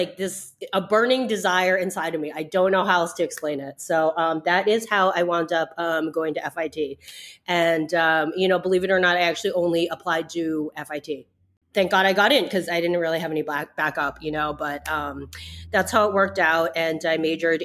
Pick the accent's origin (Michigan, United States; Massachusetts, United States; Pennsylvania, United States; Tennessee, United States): Massachusetts, United States; moved away as an adult; now in New York City, United States; I grew up in the Northeast. I grew up in Massachusetts